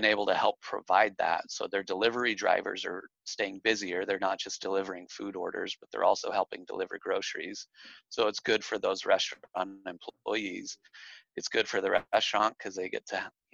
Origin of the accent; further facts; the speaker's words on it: Utah, United States; also born or lived in Texas / Colorado; now in Arizona, United States; I actually grew up in Utah.